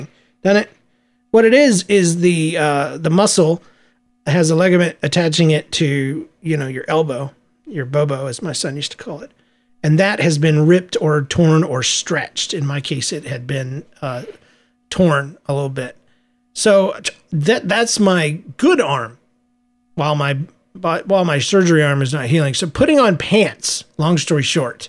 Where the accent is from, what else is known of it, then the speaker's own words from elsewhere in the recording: Georgia, United States; I'm from Georgia. We don't like wearing shoes.